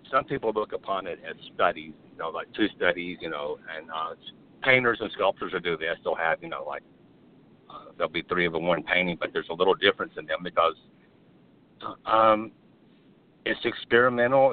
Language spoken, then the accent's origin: English; Birmingham, Alabama, United States; That's my home state. My home city is Birmingham